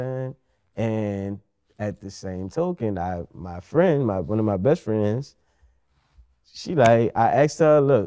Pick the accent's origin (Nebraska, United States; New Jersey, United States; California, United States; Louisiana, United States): Louisiana, United States; New Orleans; accent: New Orleans; my New Orleans accent.